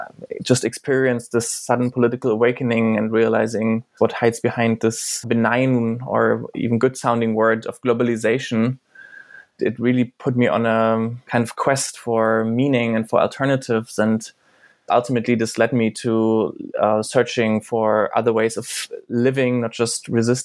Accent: East Germany, Germany; English is a second language; in the part where I grew up in, I come from Eastern Germany, was post-socialist.

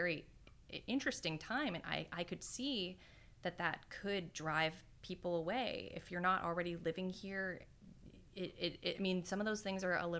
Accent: Pittsburgh, Pennsylvania, United States; now in Metairie, United States; I'm originally from Pittsburgh, Pennsylvania. So coming down here, and I'm a first-time home buyer. I just bought a house last year with my husband in Metairie.

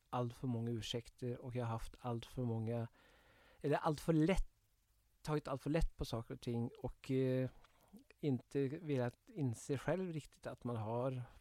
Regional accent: Kongsvinger, Innlandet, Norway; Eh, jag växte upp på Kongsvinger, det var ju väldigt nära gränsen.

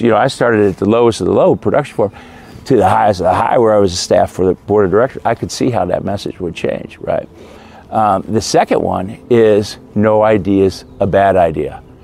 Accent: Midwest, United States; I grew up in the Midwest, great Midwestern values

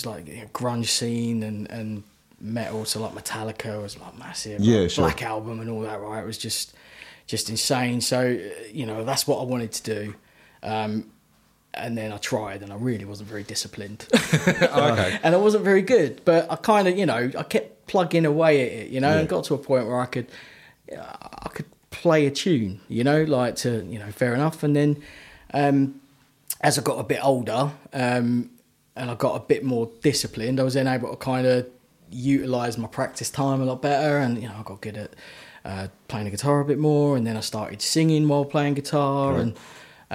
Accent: Basildon, East of England, United Kingdom; I'm local. I was born in Basildon

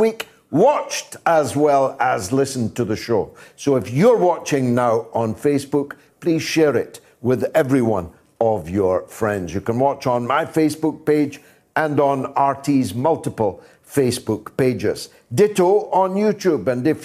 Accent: United Kingdom; I am British

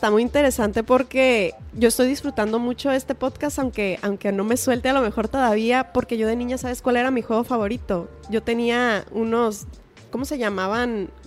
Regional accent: Culiacán, Sinaloa, Mexico

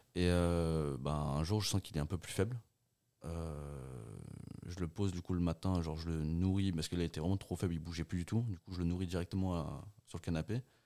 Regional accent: Portugal; moved away; moi, je suis né au Portugal. On vivait dans une grande maison où il y avait tout.

